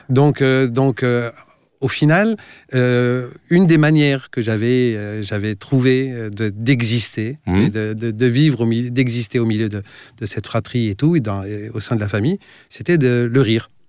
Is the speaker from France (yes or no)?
no; Tunisia; J'ai grandi dans plusieurs pays, en fait parce